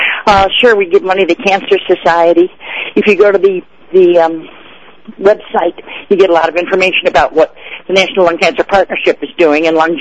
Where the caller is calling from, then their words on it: Mammoth Lakes, California, United States; I'm crawling from Mammoth Lakes, which is at 8,000 feet in the Sierras in California.